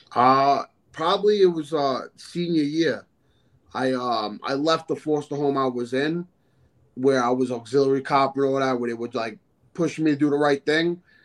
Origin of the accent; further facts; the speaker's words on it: New York City, New York, United States; also born or lived in Sheepshead Bay, Brooklyn, New York; I moved out to Staten Island when I was like 12 years old